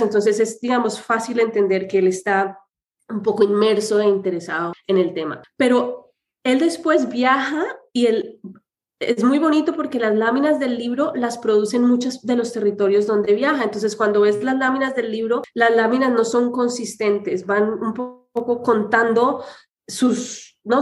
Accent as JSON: {"language": "Spanish", "country": "Colombia", "said": "yo soy colombiana"}